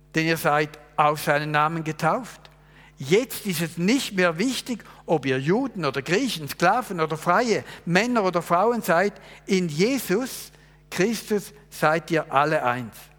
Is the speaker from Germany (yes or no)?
no; Switzerland; Ich bin Schweizer, ich habe einiges gelernt, ich habe studiert, ich bin verheiratet, ich habe drei Kinder, ich bin Pastor